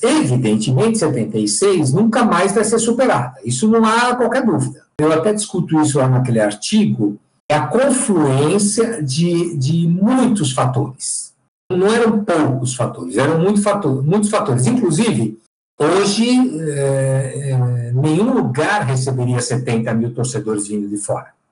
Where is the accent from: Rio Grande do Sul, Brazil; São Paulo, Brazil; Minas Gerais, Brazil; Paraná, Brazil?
São Paulo, Brazil; eu sou paulistano, tenho 58 anos